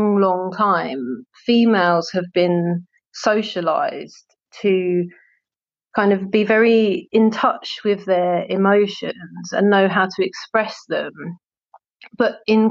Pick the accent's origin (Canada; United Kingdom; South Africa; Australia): United Kingdom; London; I grew up in Southeast London, which is very multicultural